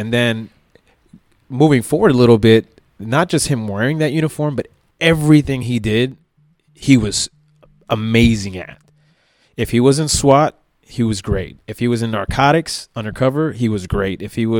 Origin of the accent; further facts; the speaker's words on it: Miami, Florida, United States; Where we grew up in West Kendall, not a bad part of town at all.